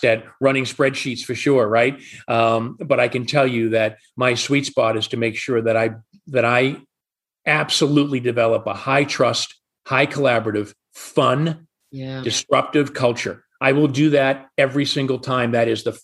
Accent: Atlanta, Georgia, United States; I'm from Atlanta as well

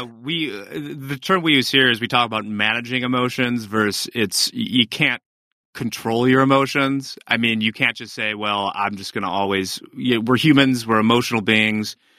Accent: United States; I'm American

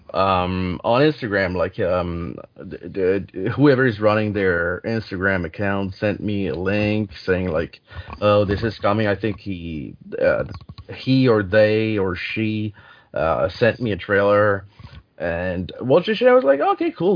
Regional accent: Canada; English is a second language; I'm I'm French Canadian

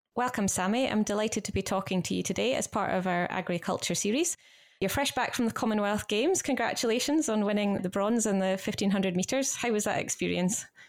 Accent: Scottish Borders, Scotland, United Kingdom; I'm a fellow Borders girl myself from a farm in the Borders too.

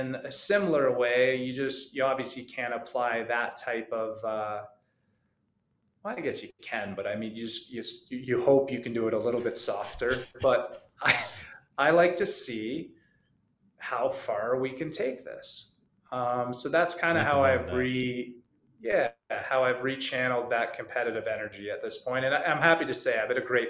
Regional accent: Canada; I grew up in Canada.

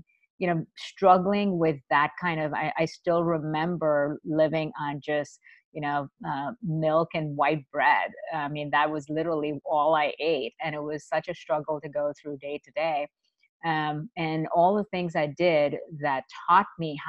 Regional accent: India; moved away; I was a little girl growing up in India

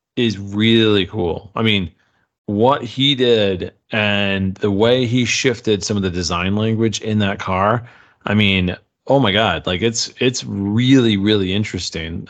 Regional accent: United States; as an American

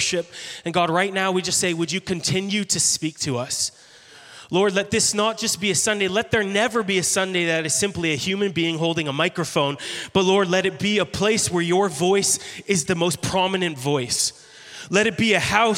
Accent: Canada; I'm Canadian.

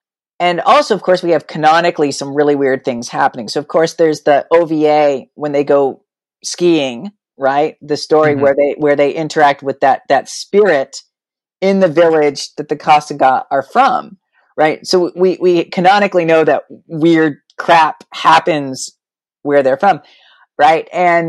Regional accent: Illinois, United States; born there; also born or lived in New Mexico / Texas; And I was born in Illinois. My biological dad died. We moved to New Mexico. I think we had 3 houses in Las Cruces. Then we moved to Austin.

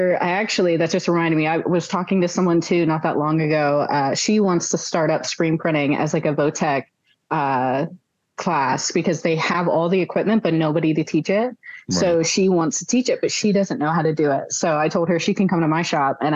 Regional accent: Pittsburgh, Pennsylvania, United States; moved away; also born or lived in near Philadelphia; I grew up right outside of Pittsburgh, and then I moved across the state

